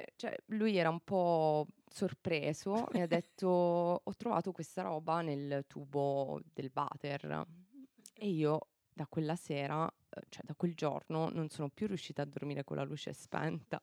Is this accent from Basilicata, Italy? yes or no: yes; Policoro, Basilicata, Italy; moved away as an adult; now in Luxembourg